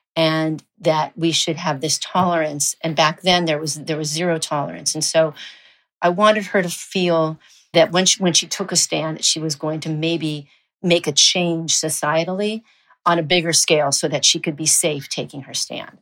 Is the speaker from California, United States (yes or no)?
yes; Los Angeles, California, United States; moved away as an adult; also born or lived in Madrid, Spain; now in Spain; growing up in Los Angeles